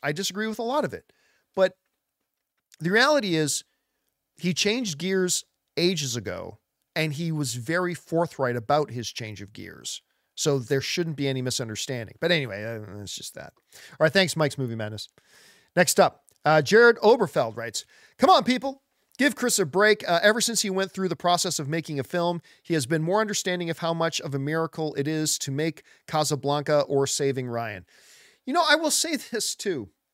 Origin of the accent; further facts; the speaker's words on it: Canada; I am Italian Canadian. I was born in Canada